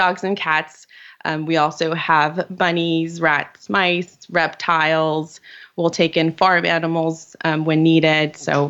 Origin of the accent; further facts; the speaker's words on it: Virginia, United States; now in California, United States; I'm from Virginia.